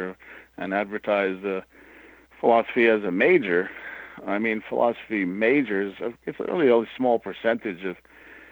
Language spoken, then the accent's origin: English; New York City, New York, United States; moved away as an adult; also born or lived in Syracuse, New York; I grew up in New York City